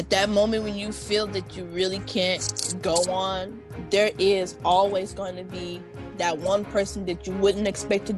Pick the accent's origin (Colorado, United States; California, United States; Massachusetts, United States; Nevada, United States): California, United States; Bakersfield; I grew up in Bakersfield, California